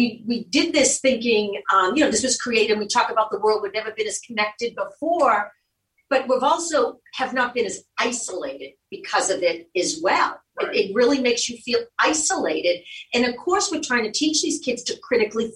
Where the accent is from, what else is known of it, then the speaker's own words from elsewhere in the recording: Boston, Massachusetts, United States; moved away; also born or lived in Cape Cod; I'm from Dorchester. My family, my mother, the whole family's from Southie